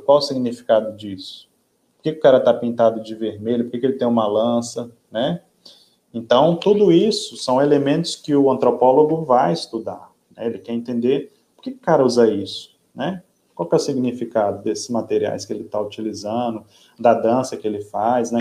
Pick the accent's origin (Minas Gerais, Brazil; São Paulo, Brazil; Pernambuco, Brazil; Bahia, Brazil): Minas Gerais, Brazil; now in Parintins, Brazil; eu que vim do Sudeste, nasci em Minas Gerais